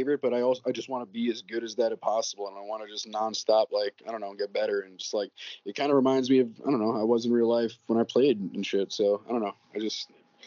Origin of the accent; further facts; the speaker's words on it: New York City, New York, United States; I'm born and raised in the Bronx